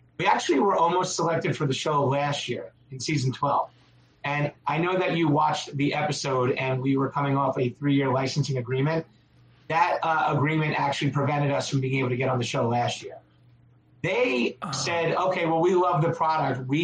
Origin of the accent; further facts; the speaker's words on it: Long Island, New York, United States; now in Connecticut, United States; I'm from Long Island originally